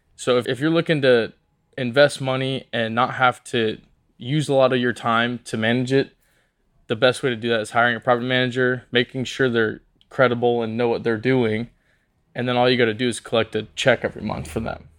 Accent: Portland, Oregon, United States; I'm from Portland, Oregon, born and raised

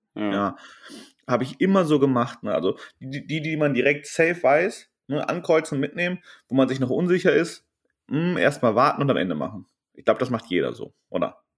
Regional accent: Germany; wir kommen aus Westdeutschland und Süddeutschland

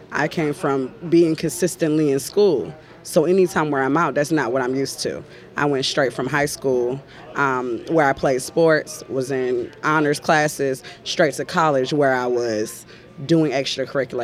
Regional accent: Rocky Mount, North Carolina, United States; I'm from Rocky Mount, North Carolina, in the middle of nowhere

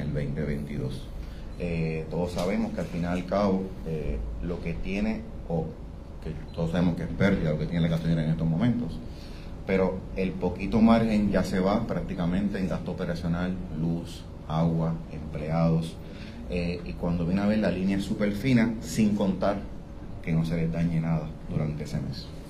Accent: Puerto Rico; nosotros como puertorriqueños

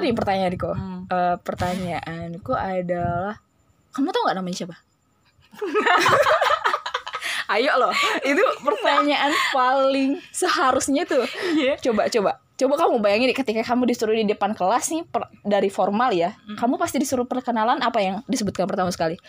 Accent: Palembang, South Sumatra, Indonesia; Sebenarnya kami aslinya orang Palembang ya. Jadi kita nyamannya ngomongnya pakai bahasa Palembang.

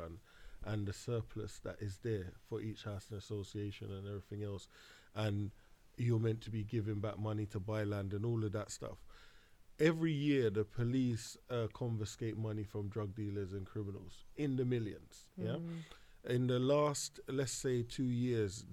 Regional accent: London, United Kingdom; I grew up in Hackney

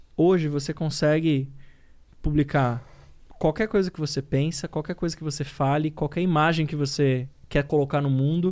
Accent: São Paulo, Brazil; moved away; also born or lived in Minas Gerais; Eu sou paulistano da Zona Leste, meu. Sou nascido em São Miguel Paulista

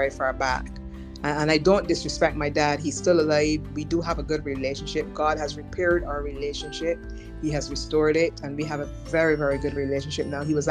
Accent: Barbados; another Bajan couple

